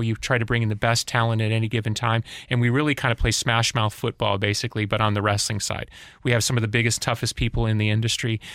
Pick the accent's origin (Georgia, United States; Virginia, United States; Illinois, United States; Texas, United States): Illinois, United States; Chicago; I grew up in Chicago